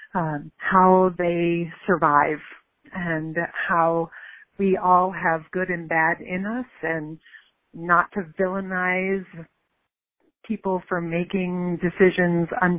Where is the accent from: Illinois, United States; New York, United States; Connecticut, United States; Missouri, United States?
New York, United States; Buffalo; moved away; my hometown in Buffalo, New York, where I grew up in my teen years